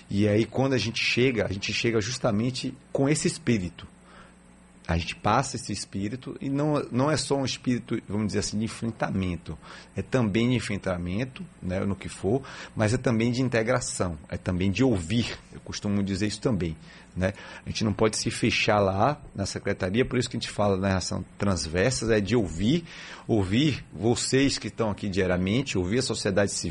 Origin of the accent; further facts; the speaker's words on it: Salvador, Bahia, Brazil; É, eu sou da Gema, Salvador da Gema.